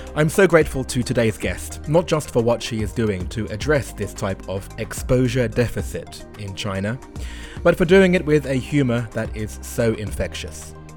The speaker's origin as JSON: {"language": "English", "region": "London", "country": "United Kingdom", "also_born_or_lived": "Japan", "moved": "as an adult", "said": "white boy from northwest London"}